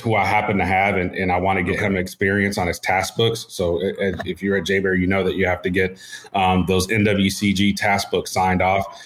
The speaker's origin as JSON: {"language": "English", "town": "Oceanside", "region": "California", "country": "United States", "tie": "born or raised there", "also_born_or_lived": "Houston, Texas", "moved": "as an adult", "said": "I was born in Houston, but raised in Oceanside, California."}